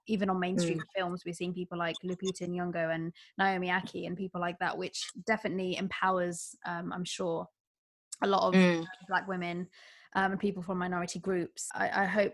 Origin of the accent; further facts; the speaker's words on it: United Kingdom; a British Bangladeshi woman myself